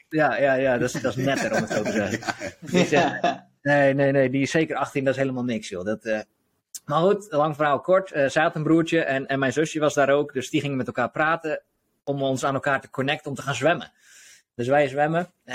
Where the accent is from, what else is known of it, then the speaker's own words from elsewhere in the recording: Hoeksche Waard, South Holland, Netherlands; now in De Wijk, Netherlands; ik kom zelf uit de Hoekse Waard, dus onder Rotterdam